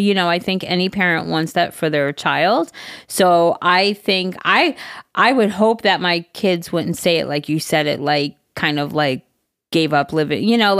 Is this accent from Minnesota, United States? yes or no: yes; Minnesota, United States; Hey, listen, Jerry. I'm from Minnesota.